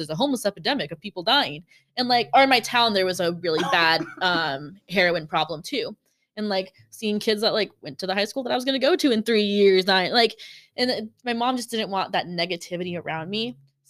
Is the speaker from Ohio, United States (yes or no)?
no; Southern California, United States; We grew up in Southern California